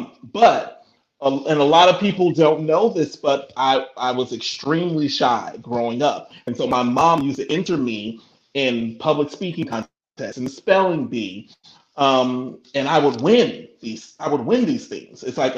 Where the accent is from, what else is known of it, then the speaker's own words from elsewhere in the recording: Markham, Illinois, United States; also born or lived in Roseland, Chicago; I was born in Roseland, 115th State Street. So then my parents moved to Markham.